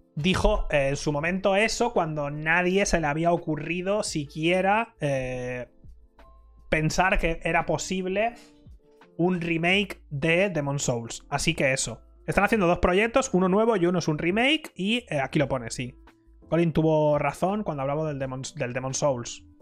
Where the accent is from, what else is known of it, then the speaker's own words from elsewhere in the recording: Spain; yo soy el único español